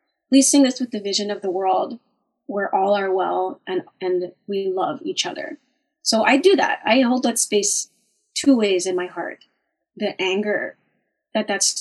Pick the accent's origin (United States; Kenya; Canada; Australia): Canada; Winnipeg, Manitoba; my hometown of Winnipeg